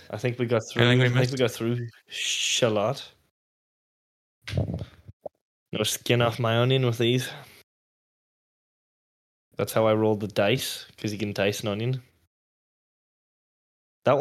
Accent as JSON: {"language": "English", "town": "Letterkenny", "region": "Ulster", "country": "Ireland", "tie": "born or raised there", "said": "the town, like, as in from my hometown"}